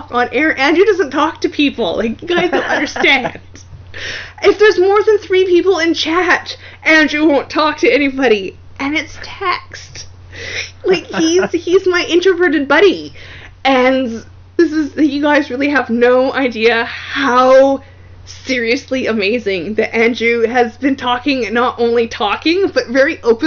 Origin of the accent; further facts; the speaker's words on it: Canada; accent: Canuckistani; my crazy Kanakistani accent